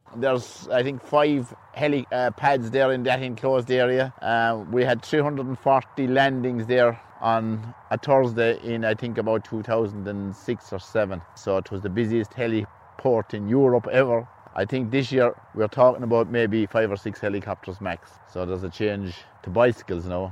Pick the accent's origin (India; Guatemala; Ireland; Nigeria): Ireland; Galway, Connacht; I was in from Galway, went to college in Galway